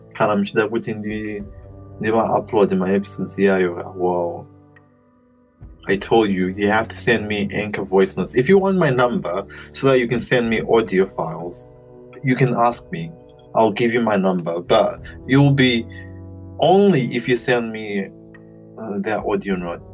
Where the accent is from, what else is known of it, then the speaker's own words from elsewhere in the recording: Zimbabwe; I was brought up in Zimbabwe